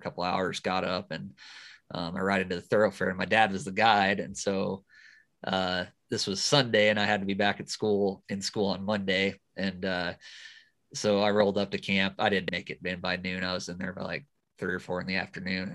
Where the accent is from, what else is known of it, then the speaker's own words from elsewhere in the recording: Wyoming, United States; also born or lived in Georgia; growing up out here